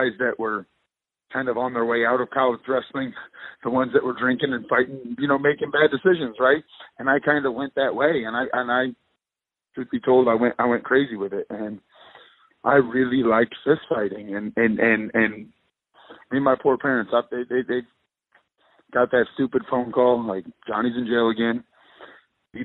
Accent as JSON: {"language": "English", "region": "Texas", "country": "United States", "said": "my home state"}